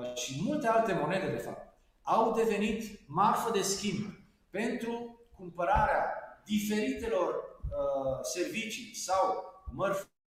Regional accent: Târgu Mureș, Mureș County, Romania; eu sunt din Târgu Mureș

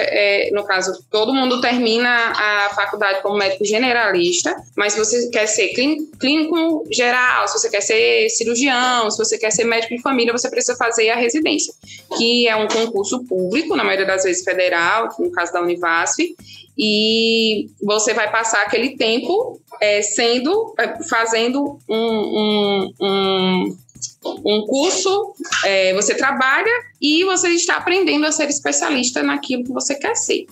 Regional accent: Petrolina, Pernambuco, Brazil; also born or lived in Recife; eu sou de Petrolina, nascida e, e umbigo enterrado aqui

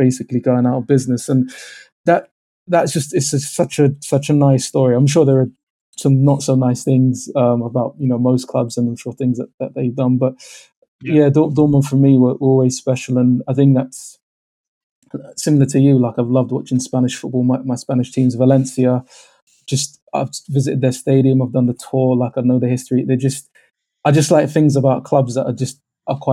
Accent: London, United Kingdom; I'm from London

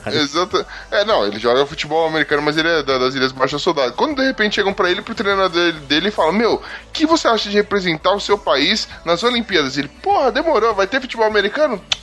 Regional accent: Brazil; Como brasileiro

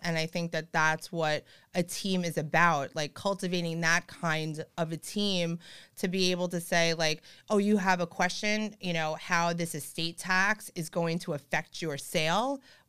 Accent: Long Beach, California, United States; And I'll be like, oh, well, I'm from Long Beach.

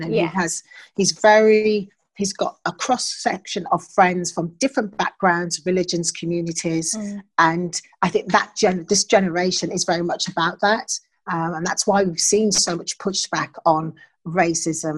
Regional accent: United Kingdom; I'm British. I was raised in this country

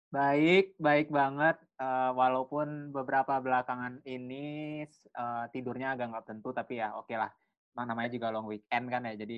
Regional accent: Bali, Indonesia; accent: Balinese; waktu pertama kali ngerantau hal yang aku bingungin adalah kenapa orang-orang tahu kalau aku asalnya dari Bali gitu.

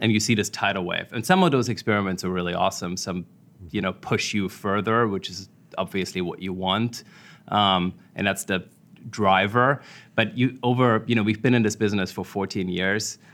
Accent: Germany; moved away as an adult; also born or lived in Washington, D.C., United States / New York, United States; I grew up in Germany.

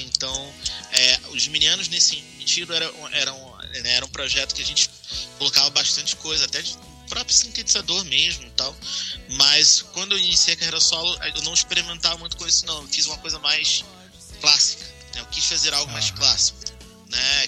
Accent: Rio de Janeiro, Brazil; moved away; eu sou do Rio, né, na capital

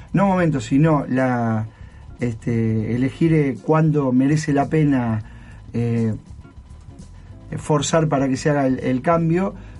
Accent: Argentina; moved away as an adult; also born or lived in Alicante / Rafaela; now in Japan; soy argentino

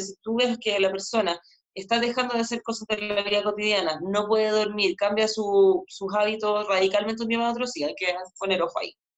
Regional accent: Chile; moved away as an adult; also born or lived in Buenos Aires, Argentina; Yo cuando volví a Chile, por los que no saben, yo viví en Argentina un par de años en Buenos Aires, cuando volví a Chile abrí mi consulta

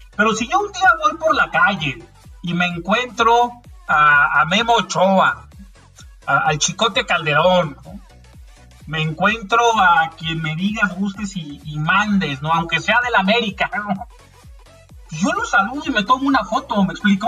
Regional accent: Mexico; en México creo que no somos así

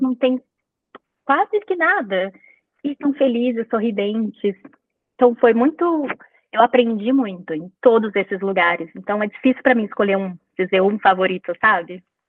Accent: São Paulo, Brazil; moved away as an adult; now in Vancouver, Canada; eu sou nascida e criada em São Paulo, mas eu moro em Vancouver, no Canadá, há oito anos já.

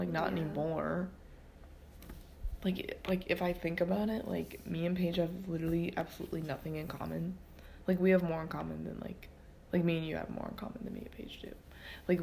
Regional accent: Ohio, United States; we're from Ohio

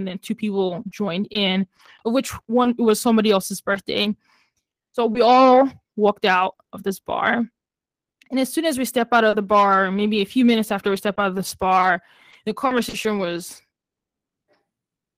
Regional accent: Nigeria; now in United States; I grew up in Nigeria

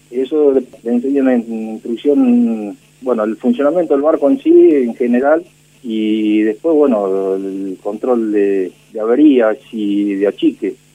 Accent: Bordenave, Buenos Aires Province, Argentina; Yo soy nativo de la localidad de Bordenave, partido de Puan.

